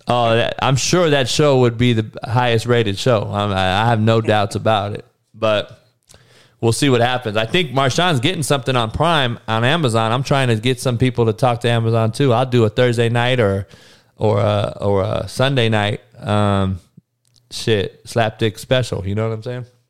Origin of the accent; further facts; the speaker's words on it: West Coast, United States; growing up on the West Coast